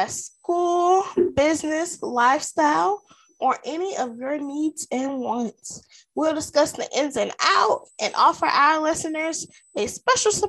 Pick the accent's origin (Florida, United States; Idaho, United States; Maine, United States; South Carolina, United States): South Carolina, United States; I am from South Carolina, the dirty South, South Kakalaki, whatever you want to call it. That's where I'm from.